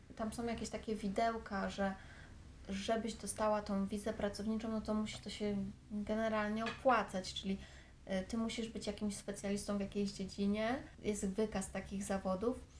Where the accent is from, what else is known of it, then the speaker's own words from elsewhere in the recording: Warsaw, Masovian Voivodeship, Poland; moved away as an adult; now in Thailand; Ja jestem z Warszawy, więc ja mieszkam, mieszkam zawsze w Warszawie